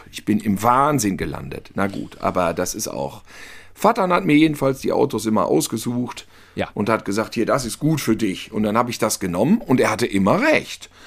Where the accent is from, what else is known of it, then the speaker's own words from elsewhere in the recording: North Rhine-Westphalia, Germany; Und als Ostwestfale habe ich nicht dieses Köln-Düsseldorf-Problem.